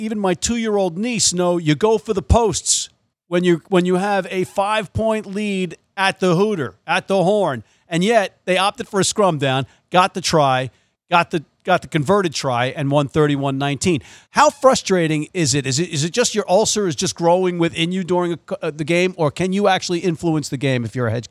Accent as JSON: {"language": "English", "country": "United States", "said": "as an American male doesn't make it, because we grow up playing contact sports"}